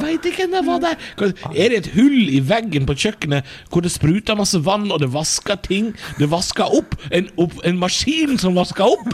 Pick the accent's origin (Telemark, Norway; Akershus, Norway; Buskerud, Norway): Buskerud, Norway; Drammen; Drammen, min hjemby